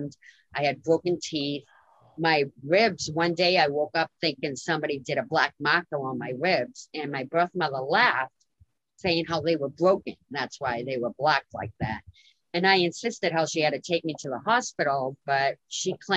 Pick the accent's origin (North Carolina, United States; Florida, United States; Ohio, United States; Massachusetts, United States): Massachusetts, United States; Lowell; in my hometown